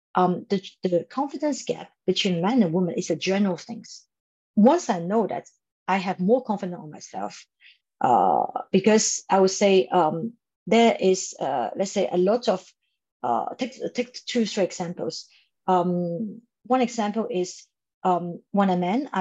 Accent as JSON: {"language": "English", "country": "Hong Kong", "moved": "yes", "said": "I come from Hong Kong"}